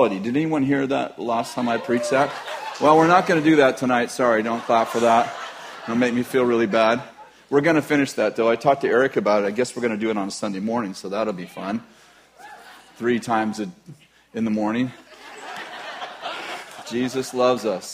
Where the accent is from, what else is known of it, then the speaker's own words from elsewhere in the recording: California, United States; we're from California